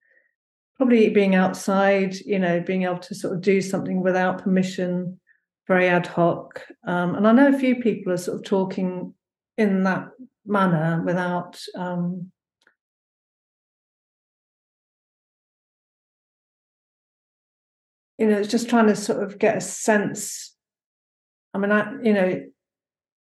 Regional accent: London, United Kingdom; now in Hebden Bridge, United Kingdom; I'm a Londoner

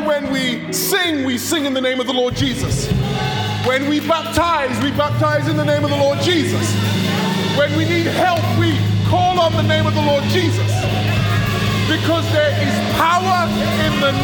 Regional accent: United Kingdom; I grew up in the United Kingdom of Great Britain and Northern Ireland

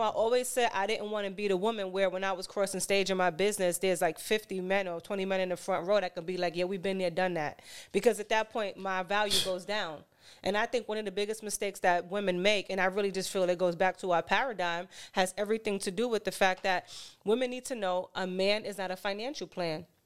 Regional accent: New York City, New York, United States; I'm from Harlem, born and raised

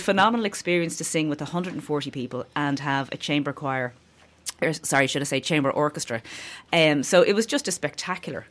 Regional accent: Dublin, Leinster, Ireland; now in County Clare, Ireland; I'm from Clontarf in Dublin

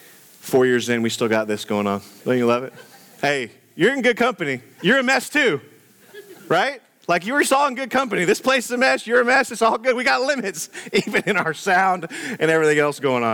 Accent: Houston, Texas, United States; growing up in Houston, Texas, in the blazing heat of the summer

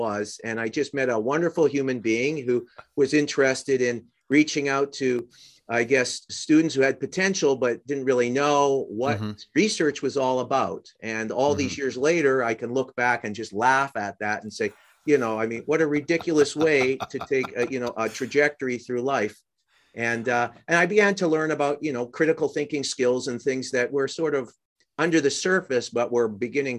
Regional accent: Canada; moved away; growing up in Canada

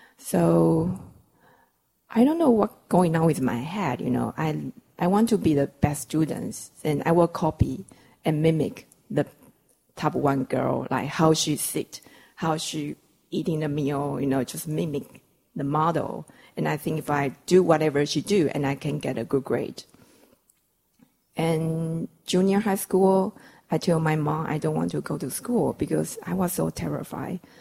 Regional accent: Taiwan; English is a second language; I come from Taiwan, so we're using kilos and centimeter.

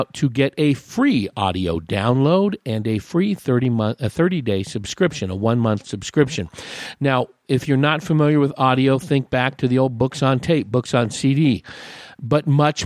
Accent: West Coast, United States; now in Paulden, United States; I grew up on the West Coast in the 70s

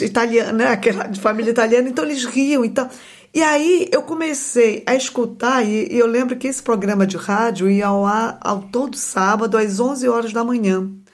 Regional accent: Belém, Pará, Brazil; moved away; Eu nasci em Belém e nasci e me criei numa periferia da, da cidade de Belém

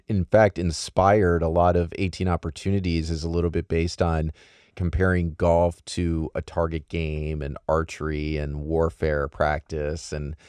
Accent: United States; I'm very American.

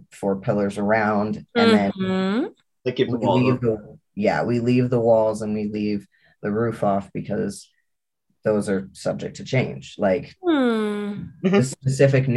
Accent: New Mexico, United States; moved away; Red for a while actually lived in my home state. And so he's aware of the kind of culture that I was born into and grew up

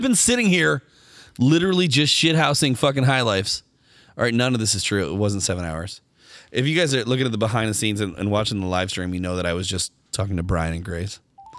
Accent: Cincinnati, Ohio, United States; But we're from Cincinnati, so we're all big fans.

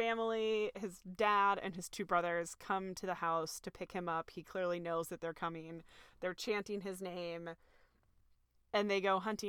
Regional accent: Midwest, United States; I grew up in the Midwest, so this is, like, I have been turkey hunting on Thanksgiving

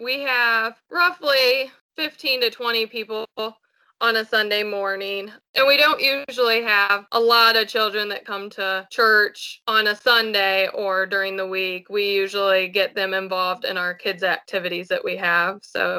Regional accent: Colorado, United States; also born or lived in Georgia, United States; I grew up in Colorado and Georgia, and then we moved back here because my dad retired out of the military

